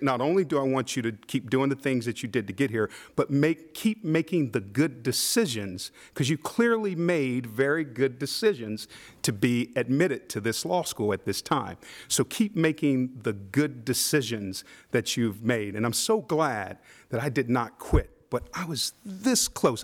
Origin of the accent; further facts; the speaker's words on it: Midwest, United States; I'm from the Midwest.